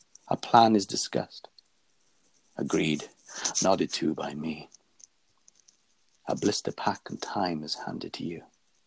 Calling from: Faversham, South East England, United Kingdom; I'm calling from Faversham, Kent, in the UK.

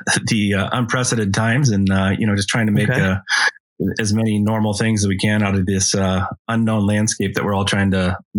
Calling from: Chicago, Illinois, United States; Chicago, Illinois.

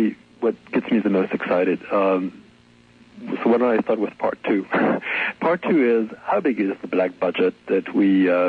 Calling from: California, United States; I'm calling from the Kingdom of Light. I'm calling from California.

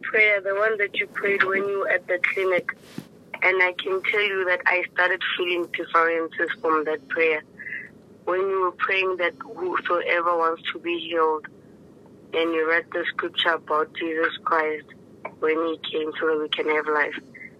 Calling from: Lephalale, Limpopo, South Africa; I'm calling from Lephalale.

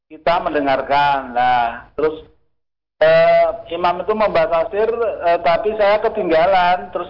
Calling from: Tulung, Central Java, Indonesia; Dari Pak … di Tulung Klaten.

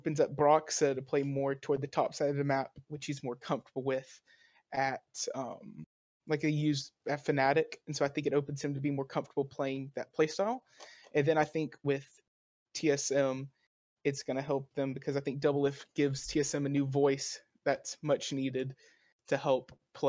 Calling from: Birmingham, Alabama, United States; Birmingham, Alabama.

